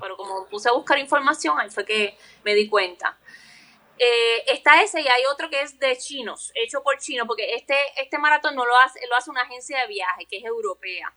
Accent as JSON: {"language": "Spanish", "town": "Carolina", "country": "Puerto Rico", "said": "yo soy de Carolina"}